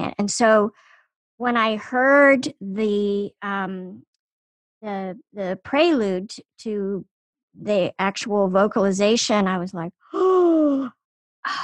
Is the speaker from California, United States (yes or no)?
no; Washington, District of Columbia, United States; when I was growing up in Washington, D.C., there was a woman in my neighborhood